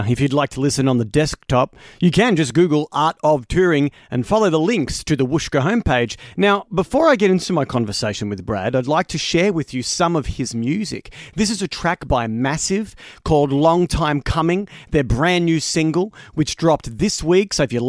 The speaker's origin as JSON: {"language": "English", "town": "Greensborough", "region": "Victoria", "country": "Australia", "tie": "born or raised there", "also_born_or_lived": "Research / Epping", "said": "So I grew up in Greensboro, and then my parents, when I was 8, we moved to Research."}